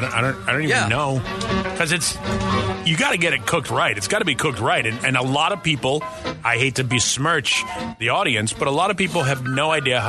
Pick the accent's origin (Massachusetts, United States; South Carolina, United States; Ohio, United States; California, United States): Massachusetts, United States; Boston; now in Phoenix, United States; I grew up in Boston, so everything was ethnic if you weren't white and Irish.